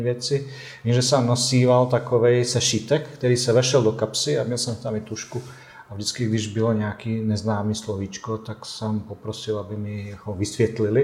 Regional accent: Tuzla, Federation of Bosnia and Herzegovina, Bosnia & Herzegovina; Czech is a second language; moved away as an adult; also born or lived in Tušimice, Czech Republic; now in Plzeň, Czech Republic; já pocházím z Bosny a Hercegoviny

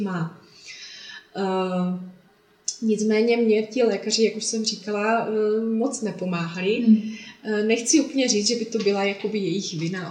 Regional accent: Traplice, Zlín Region, Czechia; also born or lived in Olomouc; pocházím eh, ze Slovácka od Uherského hlediště, mm-hmm. kde bydlím s rodinou, s manželem, se dvěma dětmi v malé dětince v Traplicích, mm-hmm. kde jsem i vyrůstala a chodila do školy

